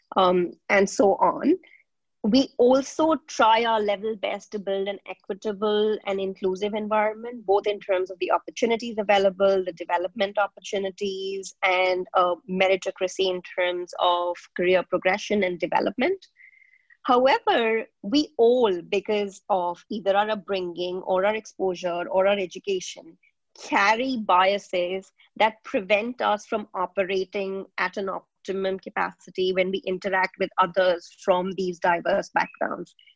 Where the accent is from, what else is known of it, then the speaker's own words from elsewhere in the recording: India; moved away as an adult; also born or lived in Nigeria; I was born in India, but I have spent my growing up years across Nigeria and India